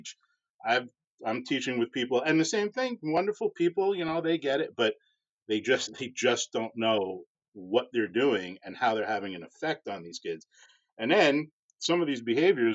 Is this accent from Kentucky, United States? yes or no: no; Long Island, New York, United States; moved away; also born or lived in Houston; growing up on Long Island